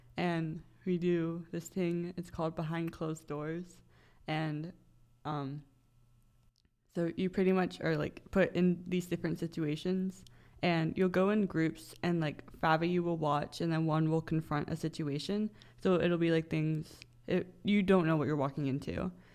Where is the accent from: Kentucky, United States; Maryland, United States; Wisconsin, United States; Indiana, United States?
Maryland, United States; Bel Air; moved away as an adult; now in Frederick, United States; I am from Bel Air, Maryland, so that's about an hour and a half drive pretty much straight east